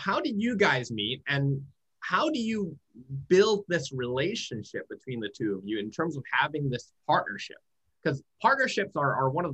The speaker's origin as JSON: {"language": "English", "town": "Vancouver", "region": "British Columbia", "country": "Canada", "tie": "born or raised there", "said": "from my hometown in Vancouver"}